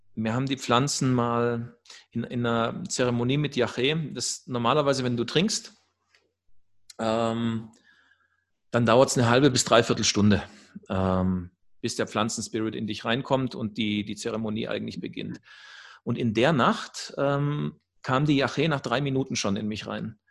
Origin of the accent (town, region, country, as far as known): Germany; also born or lived in Sacred Valley of the Incas, Peru; now in Peru